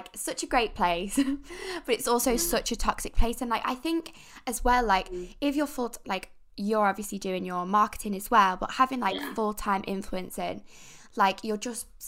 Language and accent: English; Isle of Man; also born or lived in Manchester; I'm from the Isle of Man